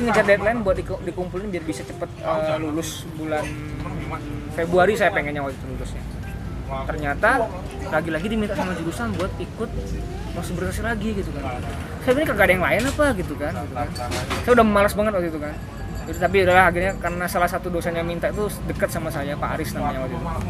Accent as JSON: {"language": "Indonesian", "town": "Yogyakarta", "region": "Special Region of Yogyakarta", "country": "Indonesia", "said": "kita kan anak Jogja"}